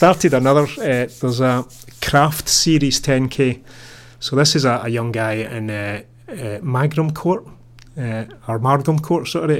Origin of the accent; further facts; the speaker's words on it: Paisley, Scotland, United Kingdom; moved away; Paisley, my hometown.